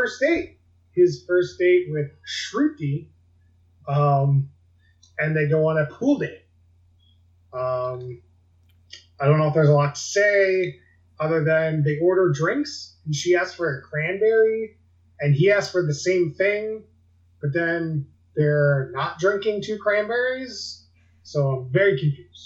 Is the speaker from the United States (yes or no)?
yes; United States; as an American